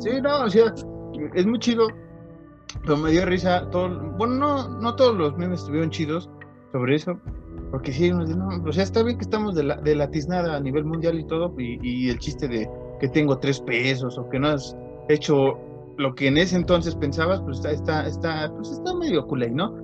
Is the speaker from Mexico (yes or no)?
yes; Mexico; somos mexicanos